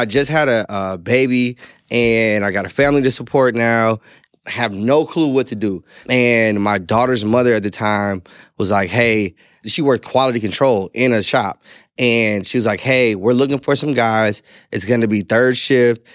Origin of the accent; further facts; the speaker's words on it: St. Louis, Missouri, United States; I grew up in Saint Louis, Missouri